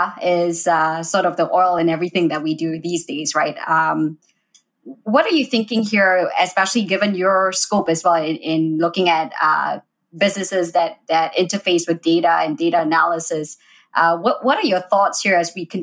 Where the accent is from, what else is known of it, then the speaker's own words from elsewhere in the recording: Malaysia; now in United States; I'm from Malaysia